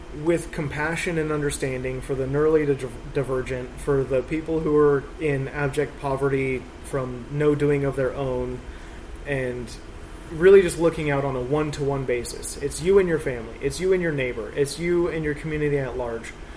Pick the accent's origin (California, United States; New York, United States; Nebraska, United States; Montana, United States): California, United States; Grass Valley; also born or lived in Oakland, California / Alameda, California; my city that I grew up in here in Grass Valley. I, from second grade to now, I've been in Grass Valley.